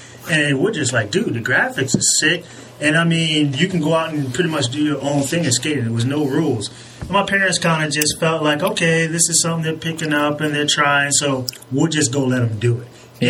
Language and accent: English; Waynesboro, Virginia, United States; we're from Waynesburg, Virginia, small town, just 45 minutes away from Virginia Beach.